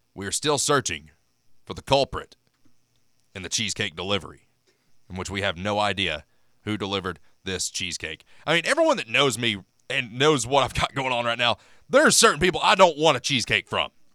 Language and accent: English; Knoxville, Tennessee, United States; I'm in Big Orange Country in the Smoky Mountains